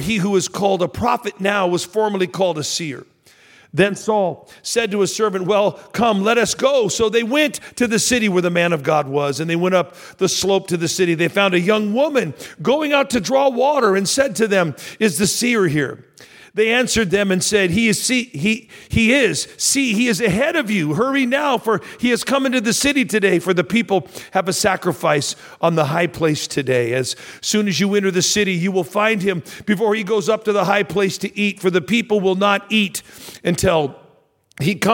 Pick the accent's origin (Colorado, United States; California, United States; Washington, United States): California, United States; Redding; also born or lived in Sacramento, California; We were living in Redding, California. I was going into my senior year of high school